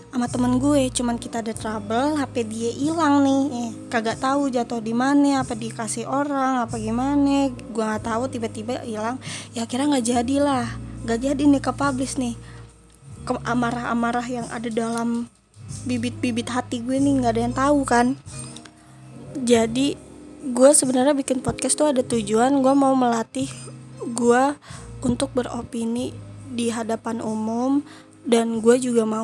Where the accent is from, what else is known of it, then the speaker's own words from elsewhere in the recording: Jakarta, Indonesia; gue dari Jakarta, Jakarta Timur tepatnya.